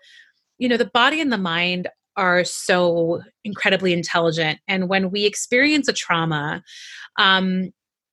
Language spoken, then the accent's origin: English; Iran; moved away; also born or lived in Canada; I grew up in Iran and I was raised during the war and my family immigrated to Canada